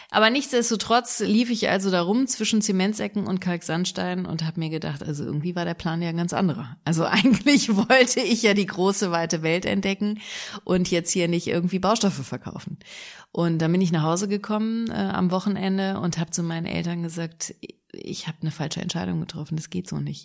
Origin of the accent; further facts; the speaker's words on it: Engelskirchen, North Rhine-Westphalia, Germany; also born or lived in Düsseldorf; now in Cologne, Germany; Ich bin geboren in Engelskirchen, das ist im Bergischen Land, im Oberbergischen